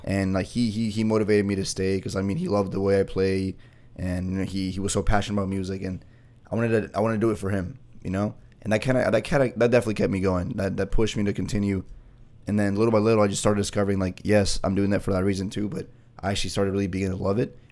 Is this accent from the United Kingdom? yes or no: no; Bolivia; first language Spanish; English is a second language; now in United States; back in my hometown where I was born and raised